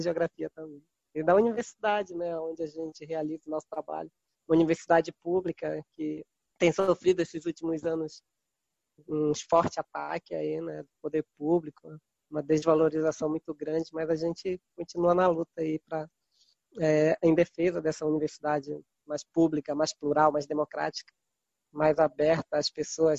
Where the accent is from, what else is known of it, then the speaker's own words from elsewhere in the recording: Mocajuba, Pará, Brazil; Eu sou um ribeirinho aqui da Amazônia Tocantina, do Baixo Tocantins, município de Mocajuba, de origem quilombola. Eu nasci numa comunidade quilombola, é São Benedito do Viseu. Então, me criei aqui nessa beirada desse rio Tocantins